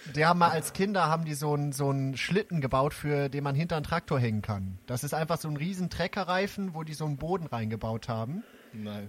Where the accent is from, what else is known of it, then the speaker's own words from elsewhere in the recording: Braunschweig, Lower Saxony, Germany; moved away; aus Braunschweig, meiner alten Heimat